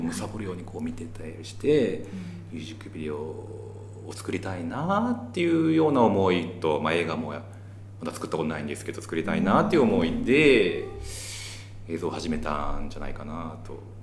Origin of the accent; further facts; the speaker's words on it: Gifu, Japan; 東海地方出身なんですけど